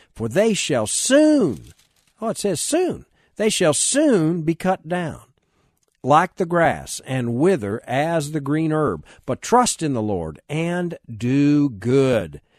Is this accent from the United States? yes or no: yes; United States; I'm even an American